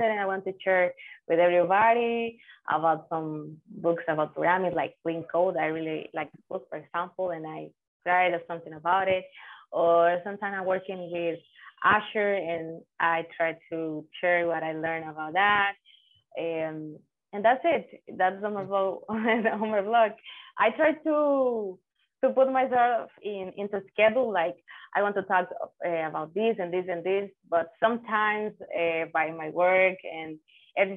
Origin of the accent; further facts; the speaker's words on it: Dominican Republic; I'm from Dominican Republic as a full-time developer